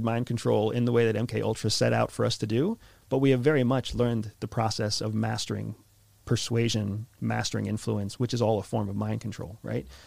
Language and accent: English; United States; accent: American; mine's an American accent